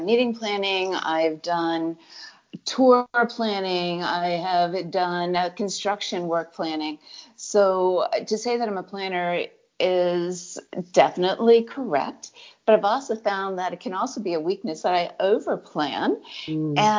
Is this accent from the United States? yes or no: yes; Connecticut, United States; also born or lived in Arizona / Virginia; now in California, United States; born and raised in Connecticut and came back to Connecticut a number of years later.